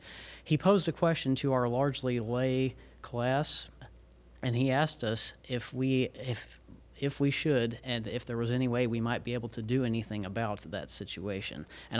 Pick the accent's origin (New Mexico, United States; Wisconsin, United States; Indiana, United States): Indiana, United States; Newburgh; I'm from Newburgh, Indiana.